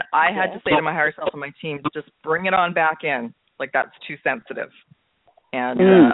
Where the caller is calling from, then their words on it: Vancouver, British Columbia, Canada; I'm calling in from Vancouver, British Columbia on the west coast of Canada today.